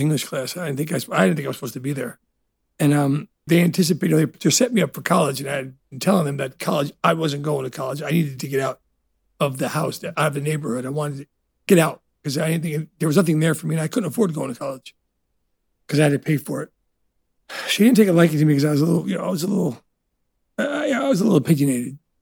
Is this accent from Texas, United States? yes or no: no; Elizabeth, New Jersey, United States; also born or lived in Italy; Growing up in Elizabeth, New Jersey, which it's not the best neighborhood